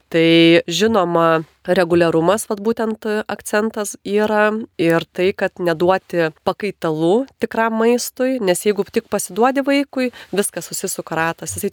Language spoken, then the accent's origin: Lithuanian; Lithuania